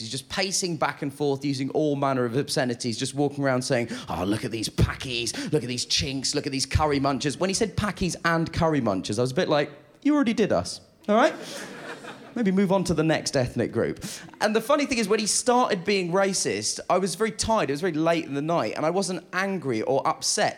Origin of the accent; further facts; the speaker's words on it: United Kingdom; I'm a British Asian gentleman